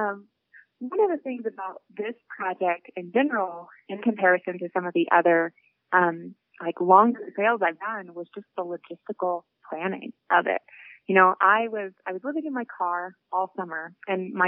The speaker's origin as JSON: {"language": "English", "region": "Appalachia", "country": "United States", "tie": "born or raised there", "said": "I grew up in Appalachia, so more outdoors than indoors"}